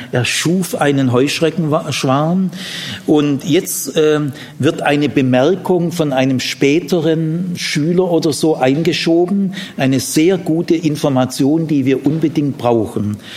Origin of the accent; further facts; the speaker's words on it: Ludwigsburg, Baden-Württemberg, Germany; meine Heimat, Landkreis Ludwigsburg, nach vier Tagen nichts Grünes mehr, nichts mehr.